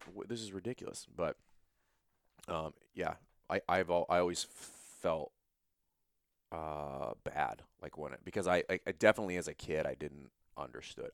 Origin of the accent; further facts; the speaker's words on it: Louisiana, United States; I'm from Louisiana